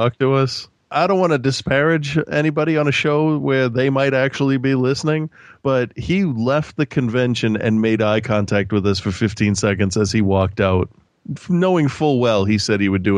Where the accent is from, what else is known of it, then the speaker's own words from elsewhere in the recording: Philadelphia, Pennsylvania, United States; also born or lived in Boston area; now in Boston, United States; I had always considered myself to be from Philadelphia. I was born in Philadelphia. I lived there for a while. We moved up here. This is like my adoptive home, but I'm from Philadelphia.